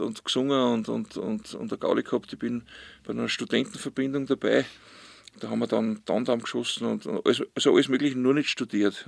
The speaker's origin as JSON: {"language": "German", "area": "Ausseerland", "region": "Styria", "country": "Austria", "tie": "born or raised there", "said": "bin ich auf See aufgewachsen"}